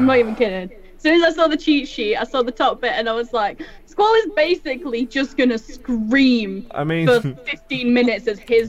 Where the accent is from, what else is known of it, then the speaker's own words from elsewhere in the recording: United Kingdom; I'm a variety caster. I'm British.